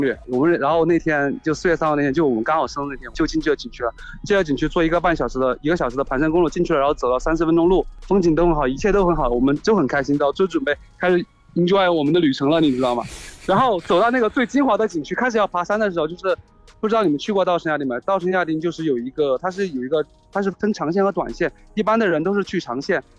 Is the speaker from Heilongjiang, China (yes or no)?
no; Hechuan, Chongqing, China; 他说今年你回不回合川，就是我老家